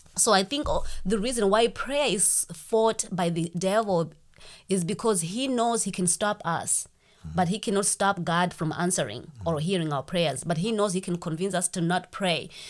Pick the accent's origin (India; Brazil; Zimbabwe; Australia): Zimbabwe; moved away as an adult; now in United States; I'm from Zimbabwe. That's why I have this accent